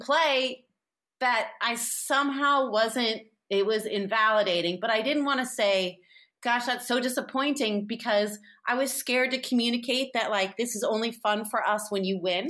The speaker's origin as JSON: {"language": "English", "town": "San Francisco", "region": "California", "country": "United States", "said": "I'm from San Francisco and, like, had hippie parents"}